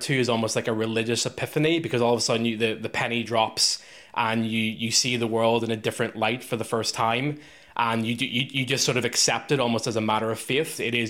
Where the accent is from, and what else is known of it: Northern Ireland, United Kingdom; born or raised there